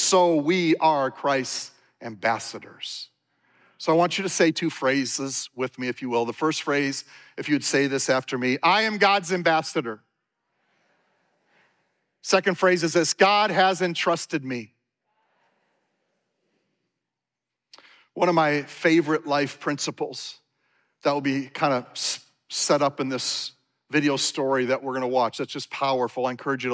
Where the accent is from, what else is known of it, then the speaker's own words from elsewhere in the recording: Minnesota, United States; I grew up here in Minnesota